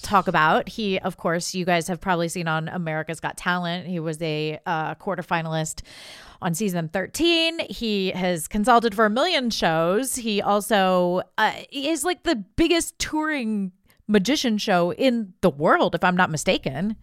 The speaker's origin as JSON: {"language": "English", "region": "Ohio", "country": "United States", "said": "I'm from Ohio"}